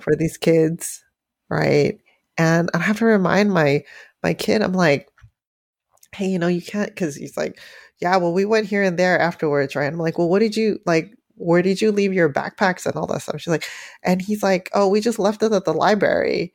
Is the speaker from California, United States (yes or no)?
yes; San Francisco, California, United States; growing up in San Francisco, Chinatown, you know, when I was very, very young